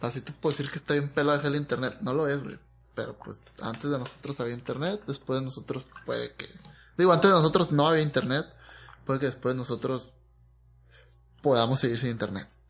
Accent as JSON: {"language": "Spanish", "country": "Mexico", "said": "como mexicano"}